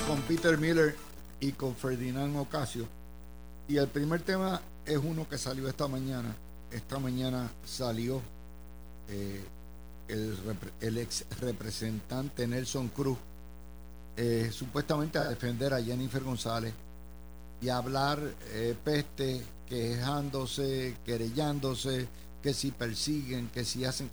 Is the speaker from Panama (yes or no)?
no; Puerto Rico